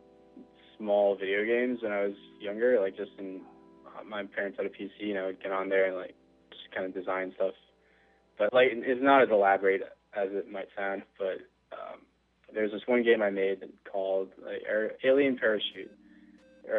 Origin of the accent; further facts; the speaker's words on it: Hawaii, United States; I'm from Hawaii.